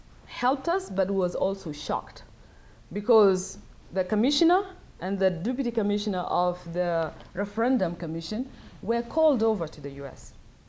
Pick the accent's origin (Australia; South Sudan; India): South Sudan; now in United States; but I'm from South Sudan. I live in the US, but most of my time I'm there.